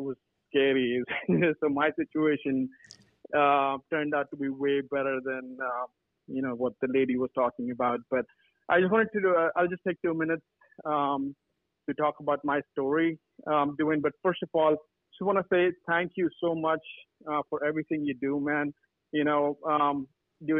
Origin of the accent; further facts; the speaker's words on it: California, United States; I'm from California as well